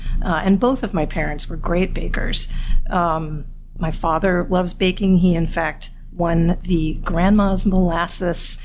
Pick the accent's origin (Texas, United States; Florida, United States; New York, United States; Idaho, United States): New York, United States; Brooklyn; moved away as an adult; also born or lived in Garrison, New York / San Francisco Bay Area; now in San Francisco, United States; I'm from Brooklyn